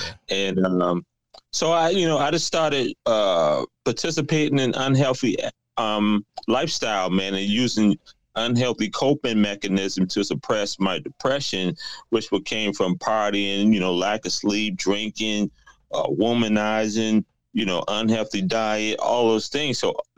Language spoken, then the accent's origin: English; South Carolina, United States; also born or lived in New York; now in Atlanta, United States; I relocated back down south to Atlanta. I was originally from South Carolina, but I moved to New York. Now I'm in Atlanta.